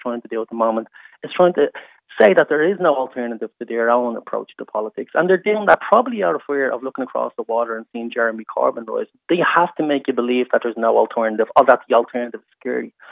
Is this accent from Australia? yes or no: no; Dublin, Leinster, Ireland; I grew up in the North Inner City in a council house